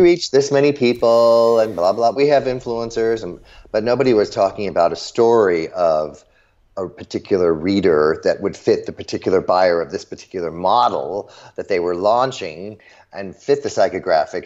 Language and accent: English; Chicago, Illinois, United States; I grew up in the suburbs of Chicago.